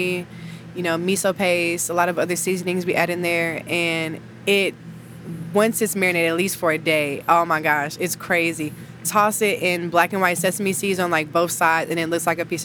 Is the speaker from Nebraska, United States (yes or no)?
no; Houston, Texas, United States; moved away; I'm from Houston.